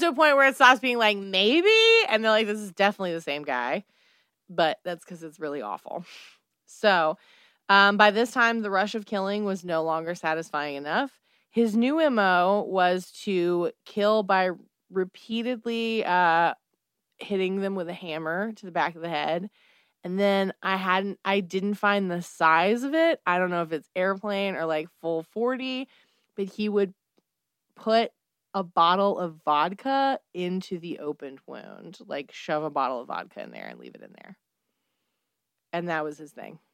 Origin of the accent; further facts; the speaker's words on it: United States; I'm an American